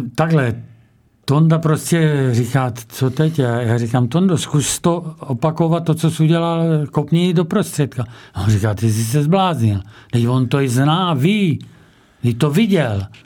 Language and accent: Czech; Čebín, South Moravian Region, Czechia; z mého rodiště Čebína